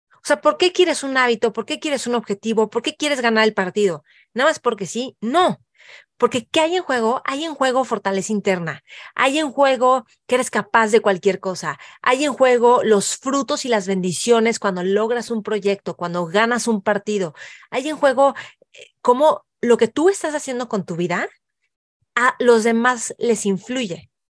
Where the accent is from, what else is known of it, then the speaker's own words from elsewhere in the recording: Mexico; nosotros como mexicanos